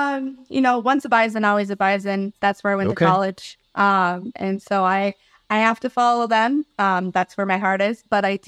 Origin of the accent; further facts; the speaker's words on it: Princeton, Minnesota, United States; I grew up in central Minnesota, just outside of St. Cloud, a little town of Princeton.